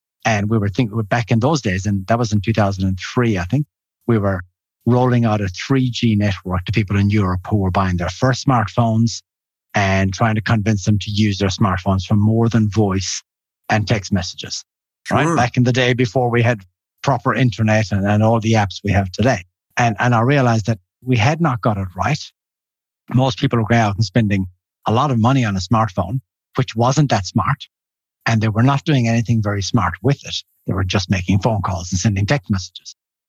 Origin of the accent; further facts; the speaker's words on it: Ireland; moved away as an adult; also born or lived in Finland / New Zealand / Switzerland; I grew up in Ireland. I did my bachelor's degree there. Then I moved to Finland, did my master's in Finland.